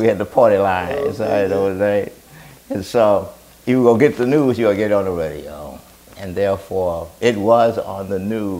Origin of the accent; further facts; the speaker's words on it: New Orleans, Louisiana, United States; I grew up in New Orleans, Louisiana, in the 15th Ward. It's called Algiers.